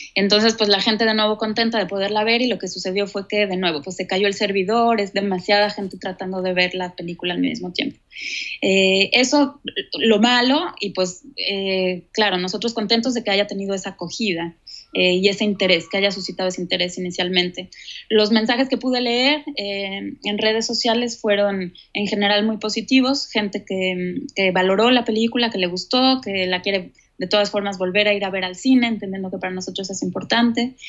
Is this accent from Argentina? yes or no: no; Mexico; moved away as an adult; also born or lived in Cuba; now in Switzerland; yo soy mexicana, nací allá y crecí y viví la, mayor parte de mi vida allá, hasta mis 30 años